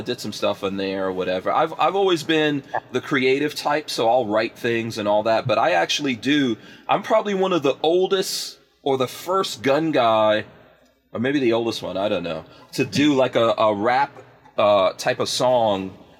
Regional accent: New York, United States; I'm a New Yorker. Yeah.

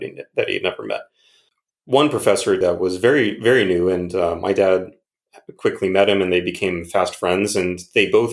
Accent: Waterbury, Connecticut, United States; moved away; also born or lived in California; we moved into California from Waterbury, Connecticut. So it was we're in the West all of a sudden. I had never seen California before growing up in New England

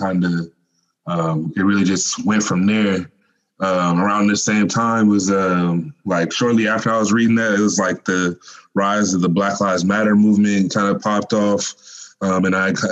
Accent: Mobile, Alabama, United States; I was born in Mobile, Alabama

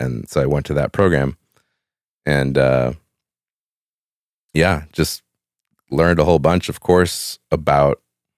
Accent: Evanston, Illinois, United States; I grew up in Evanston, Illinois. It's just north of Chicago.

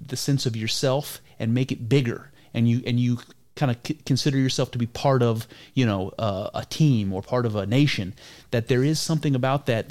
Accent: Ohio, United States; I'm from Ohio

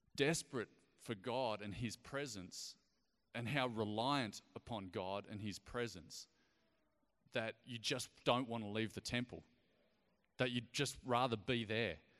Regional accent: Ballina, New South Wales, Australia; accent: Australian; moved away as an adult; also born or lived in Sydney / Galway; now in Darwin, Australia; I grew up in Ballina, just down the road, a few hours away

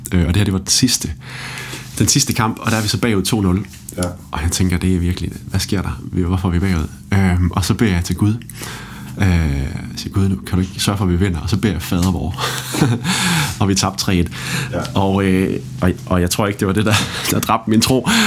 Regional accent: Holstebro, Central Denmark Region, Denmark; Jeg er vokset op i Holstebro

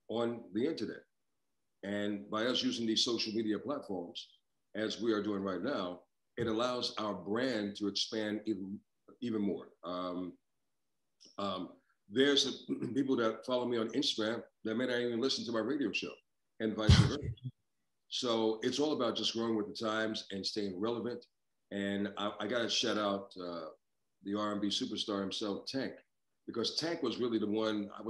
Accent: New York, United States; growing up in New York, um, I listened to some phenomenal voices over the years.

